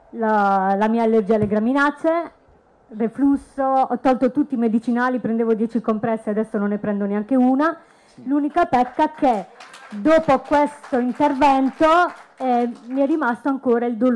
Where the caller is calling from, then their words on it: Montecchio Emilia, Emilia-Romagna, Italy; Allora, io sono un gruppo B, sì. vengo da Montecchio Emilia.